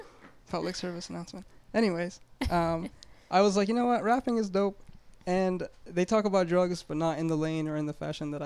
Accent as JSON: {"language": "English", "town": "Montreal", "region": "Quebec", "country": "Canada", "tie": "born or raised there", "also_born_or_lived": "Saudi Arabia", "said": "I was born in Saudi, 94. And then when I was about 9 years old, my father, who is a cardiovascular surgeon, was pursuing a fellowship abroad in Canada. So the whole family packed up and moved to Montreal."}